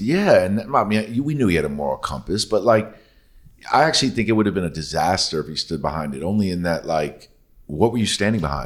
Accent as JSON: {"language": "English", "town": "New York City", "region": "New York", "country": "United States", "tie": "born or raised there", "said": "like I did"}